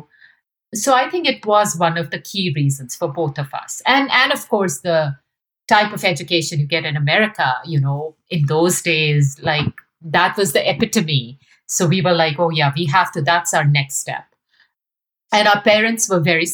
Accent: India; moved away as an adult; now in United States; my experiences growing up in India

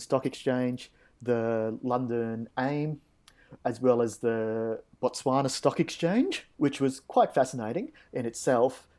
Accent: Australia; Aussie lifeguards, uh, we've probably got a pretty good reputation

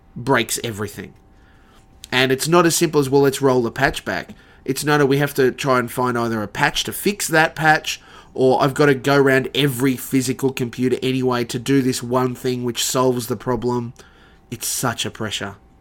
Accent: Sunshine Coast, Queensland, Australia; also born or lived in Brisbane; I moved down from the Sunshine Coast, uh, left the family there

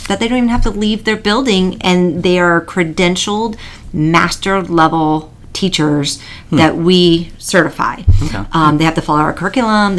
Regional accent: Iowa, United States; moved away as an adult; now in Florida, United States; I'm originally from Iowa

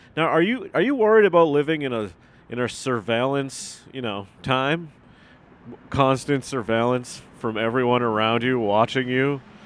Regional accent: Massachusetts, United States; I grew up in Massachusetts

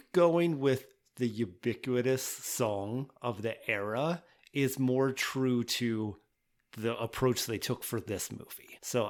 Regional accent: Newport, Pennsylvania, United States; I grew up in Central Pennsylvania too.

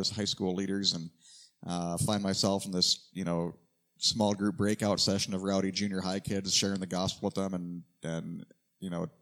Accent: Iowa, United States; moved away as an adult; also born or lived in Naknek, Alaska; now in Anchorage, United States; I grew up in the great state of Iowa

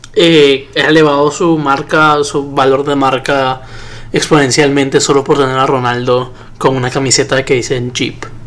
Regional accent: Peru; yo lo veo como hincha, como peruano

